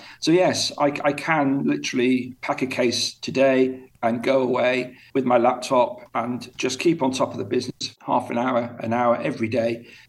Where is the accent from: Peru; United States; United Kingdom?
United Kingdom; now in Abu Dhabi, United Arab Emirates; in my home country of the UK, and here where I am at the moment in Abu Dhabi.